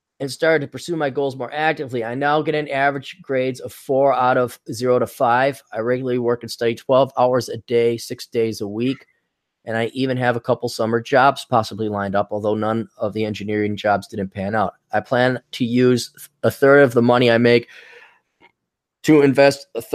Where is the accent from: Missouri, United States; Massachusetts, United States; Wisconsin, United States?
Wisconsin, United States; growing up in Wisconsin